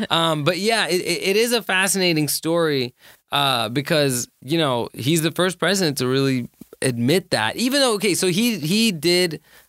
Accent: Pakistan; I'm Pakistani.

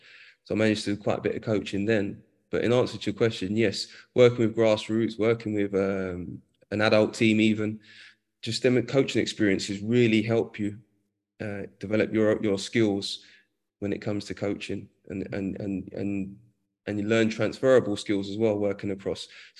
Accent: London, United Kingdom; I grew up in Edmonton, North London

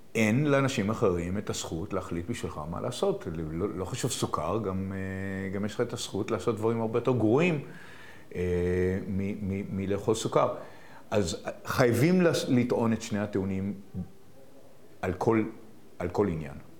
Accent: Israel; אני גדלתי בישראל

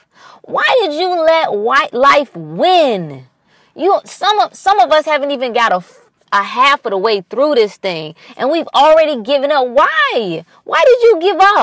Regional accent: North Carolina, United States; I grew up in North Carolina, so, you know, and we were close to the Virginia border

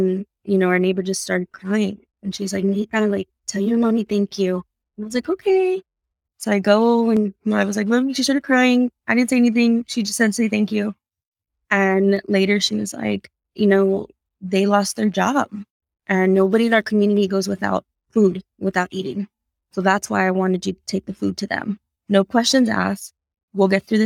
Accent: San Antonio, Texas, United States; I grew up on the South Side, but like I mentioned, my dad was a janitor on the east side of San Antonio.

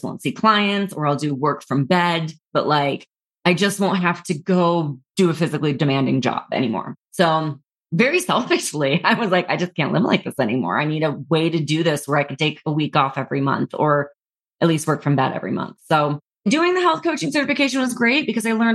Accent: New York City, New York, United States; moved away; also born or lived in Los Angeles; I was from New York City

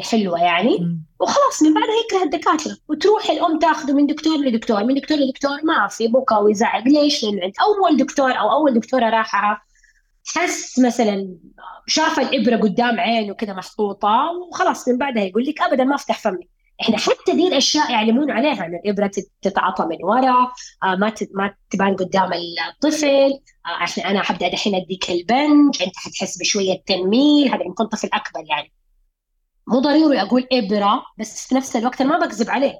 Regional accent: Saudi Arabia; إحنا عندنا في السعودية

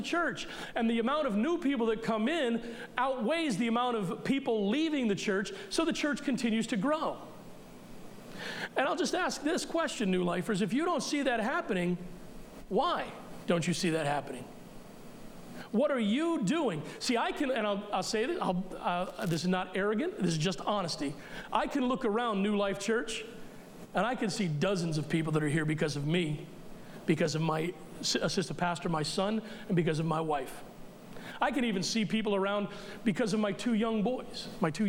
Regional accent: United States; as American Christians

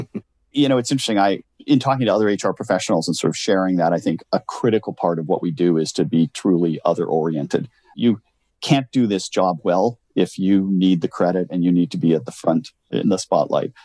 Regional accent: Canada; I born and raised in Canada, grew up in a little farm town, 2,900 people

